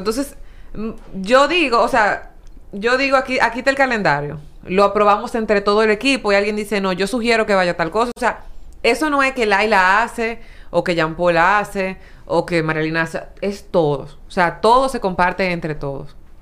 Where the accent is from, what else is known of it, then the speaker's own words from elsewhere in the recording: San Pedro de Macorís, Dominican Republic; yo soy de San Pedro